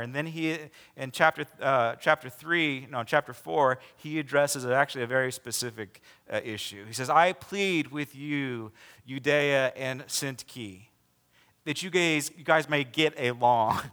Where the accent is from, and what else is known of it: United States